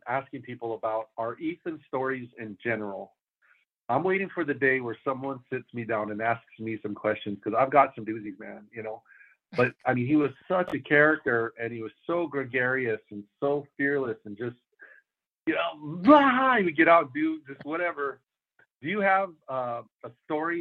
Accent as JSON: {"language": "English", "town": "El Paso", "region": "Texas", "country": "United States", "tie": "born or raised there", "also_born_or_lived": "Phoenix, Arizona / San Antonio, Texas / Wichita Falls, Texas", "moved": "yes", "lives_now": "Iron Mountain, United States", "said": "I grew up in El Paso, Texas"}